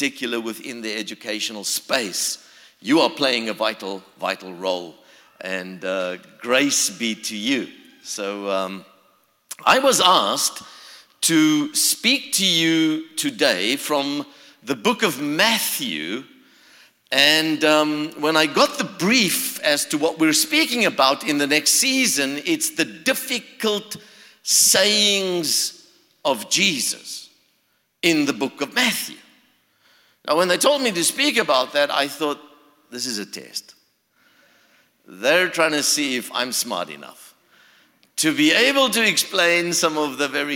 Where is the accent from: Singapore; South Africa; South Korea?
South Africa; also born or lived in Florida, United States; now in Charlotte, United States; originally, I come from South Africa. So you can hear the accent.